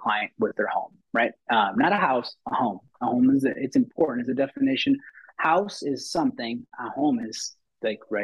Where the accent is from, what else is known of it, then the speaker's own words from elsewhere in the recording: Texas, United States; I'm first generation here. My parents were born in Mexico. I was born in Texas